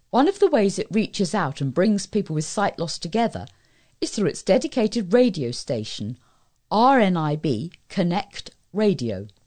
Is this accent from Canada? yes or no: no; East of England, United Kingdom; When I was a youngster growing up in Essex, I was sports mad.